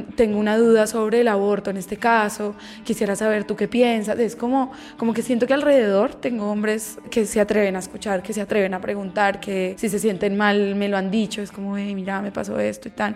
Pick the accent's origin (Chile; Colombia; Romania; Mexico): Colombia; no solo como colombianas, sino como latinoamericanas